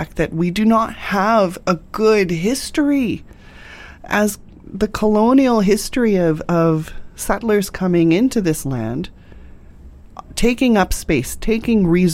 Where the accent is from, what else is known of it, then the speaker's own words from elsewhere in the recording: England, United Kingdom; now in Canada; I was born in England and I came over